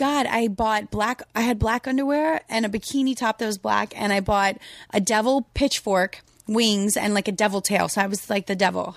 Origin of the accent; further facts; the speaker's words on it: Louisiana, United States; I'm from Louisiana